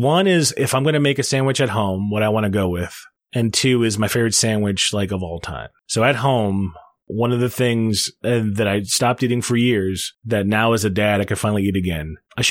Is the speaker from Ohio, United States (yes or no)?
yes; Cleveland, Ohio, United States; I grew up in Cleveland